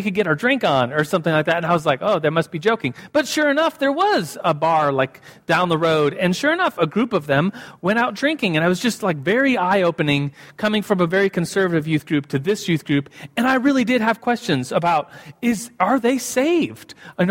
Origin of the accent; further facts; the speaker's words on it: Germany; moved away as an adult; now in United States; And so when I came from Germany to, I moved at the time to New Mexico to start college, the University of New Mexico.